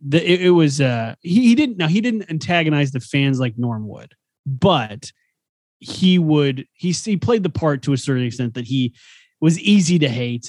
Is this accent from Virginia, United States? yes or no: no; Garden City, Kansas, United States; I grew up in Garden City, Kansas, Western Kansas